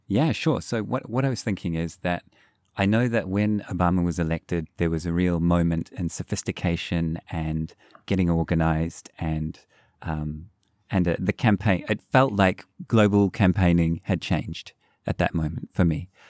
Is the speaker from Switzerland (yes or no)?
no; New Zealand; growing up in New Zealand